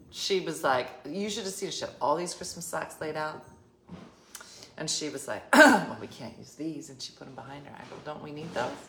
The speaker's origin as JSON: {"language": "English", "region": "Colorado", "country": "United States", "tie": "born or raised there", "said": "I wish I grew up in Jersey instead of Colorado."}